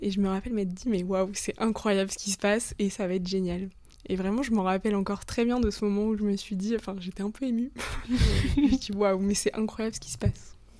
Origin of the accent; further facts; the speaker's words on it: Le Mans, Pays de la Loire, France; now in Paris, France; je suis originaire du Mans. Maintenant je vis à Paris